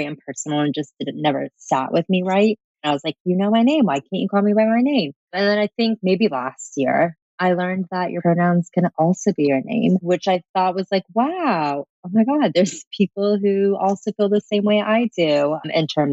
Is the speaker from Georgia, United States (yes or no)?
yes; Atlanta, Georgia, United States; I'm from Atlanta, Georgia